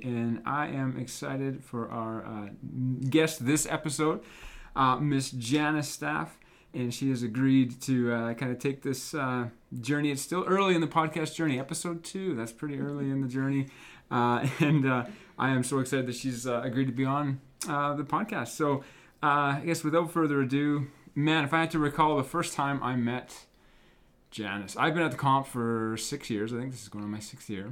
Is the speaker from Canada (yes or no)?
yes; Moose Jaw, Saskatchewan, Canada; I grew up in Moose Jaw